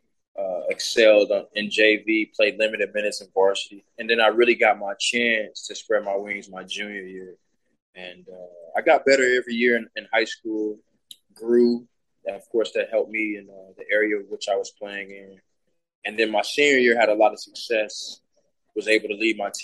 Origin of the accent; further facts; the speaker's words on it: Houston, Texas, United States; Growing up in Houston, watching the Rockets play